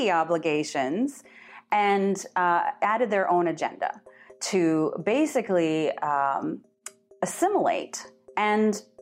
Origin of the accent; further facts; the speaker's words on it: Turtle Mountain, Ojibwe Nation, North Dakota, United States; I'm from Turtle Mountain, Ojibwe Nation, and I'm Eagle Clan.